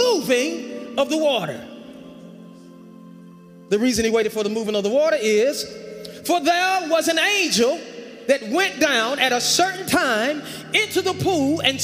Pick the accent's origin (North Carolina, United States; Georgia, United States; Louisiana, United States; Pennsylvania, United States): North Carolina, United States; accent: country